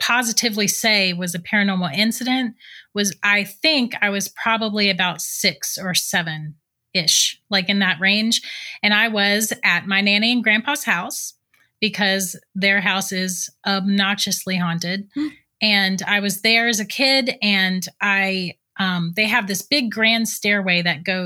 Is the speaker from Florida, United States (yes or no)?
yes; St. Augustine, Florida, United States; I was born and raised in St. Augustine